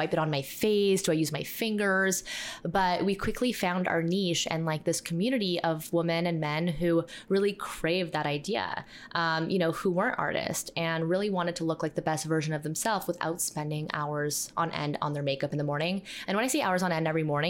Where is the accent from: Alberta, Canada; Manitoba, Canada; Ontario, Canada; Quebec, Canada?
Ontario, Canada; Toronto; We're from Toronto, Canada.